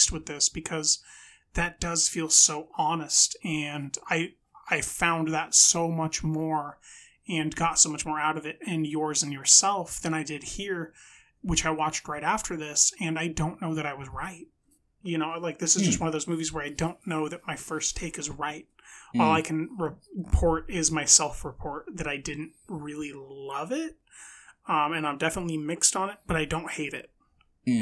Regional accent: United States; I'm American

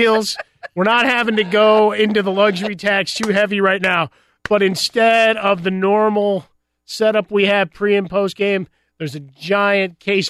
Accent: Chicago, Illinois, United States; growing up in Chicago

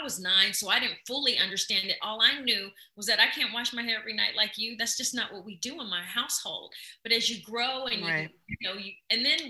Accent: Midwest, United States; I come from the Midwest where grandma have you in the kitchen

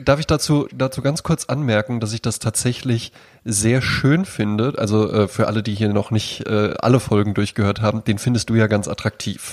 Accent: Germany; als Deutscher

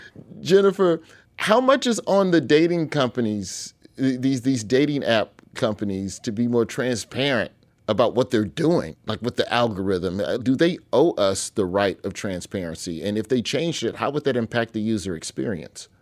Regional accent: Birmingham, Alabama, United States; I grew up in Birmingham, Alabama

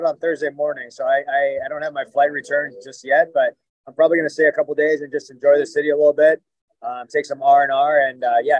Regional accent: Minnesota, United States; So growing up wrestling, it's tough. You know, Midwest wrestling is great.

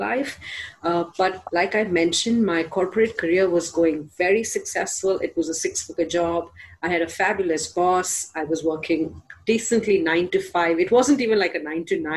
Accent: India; I'm from India

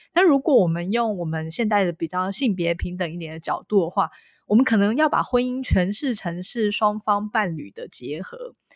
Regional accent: central Taiwan, Taiwan; 因为我是中部人

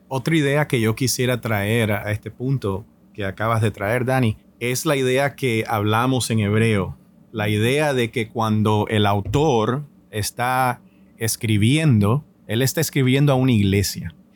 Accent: Nicaragua; yo soy nicaragüense por nacimiento

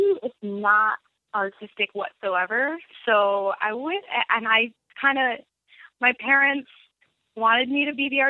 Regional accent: Grand Ledge, Michigan, United States; also born or lived in Lansing; Yes, near Lansing, Grand Ledge, Michigan. It's like a nowhere.

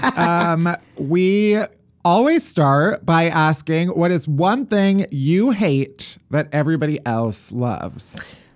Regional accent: outside of Chicago, Illinois, United States; I'm a full Yankee. I'm, I grew up outside of Chicago, so it's p-, pretty, pretty far north, actually

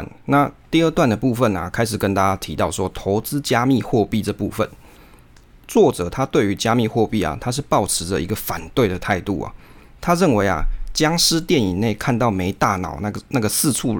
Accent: Taiwan; 可是那个时间啊，往往都不是我们就是台湾人上班族的连假时候

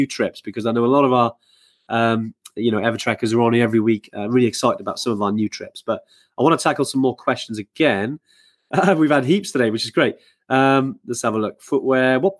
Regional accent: Wales, United Kingdom; obviously I'm from Wales

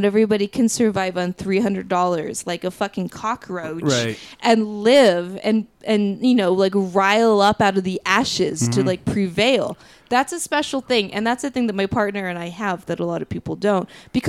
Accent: New Mexico, United States; I am New Mexican. I will always be New Mexican.

